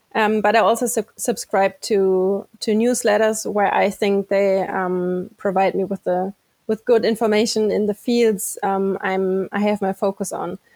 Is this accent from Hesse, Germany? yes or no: yes; a city very close to Frankfurt, Hesse, Germany; born and raised in Germany, a city very close to Frankfurt